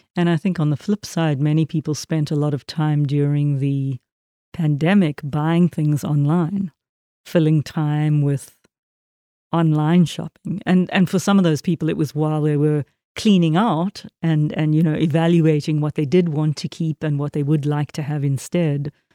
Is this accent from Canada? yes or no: no; South Africa; I was raised in a very Christian country, very Calvinist Protestant country